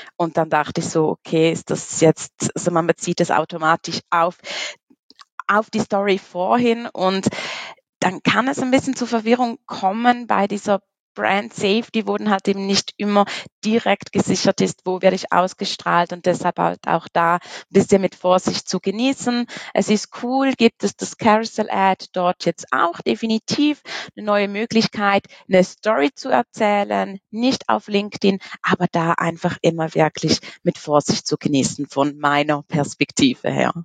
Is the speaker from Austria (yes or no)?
no; Switzerland; komme aus der wunderschönen Schweiz